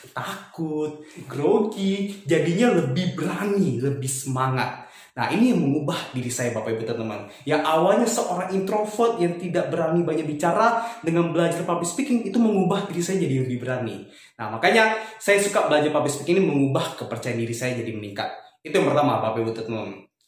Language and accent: Indonesian; Batam, Riau Islands, Indonesia; Kebetulan asal saya dari kota Batam